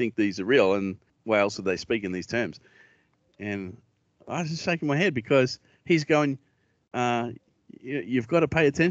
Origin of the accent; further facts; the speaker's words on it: Australia; accent: Australian; I'm Australian